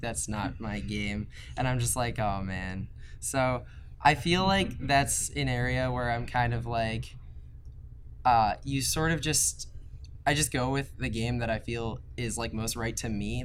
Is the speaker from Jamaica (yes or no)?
no; right outside of Baltimore, Maryland, United States; I'm from Maryland, like right outside of Baltimore